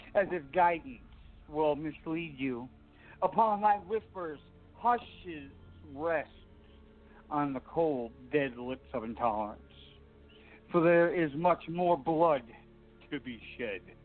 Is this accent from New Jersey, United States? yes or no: yes; Jersey Shore, New Jersey, United States; I'm from Jersey Shore